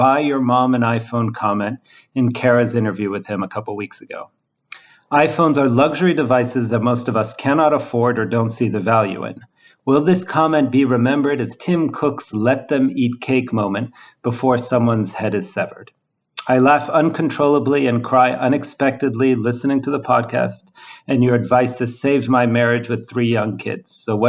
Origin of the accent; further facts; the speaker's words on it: Oakland, California, United States; now in Montreal, Canada; I grew up in Oakland and am now settled in Montreal, Quebec, where I can confirm the American dream is alive and well.